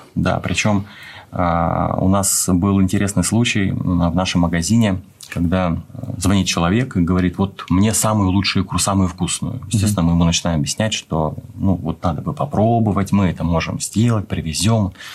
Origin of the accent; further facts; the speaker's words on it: Khabarovsk, Khabarovsk Krai, Russia; moved away as an adult; now in Moscow, Russia; Родился я на Дальнем Востоке, в Хабаровске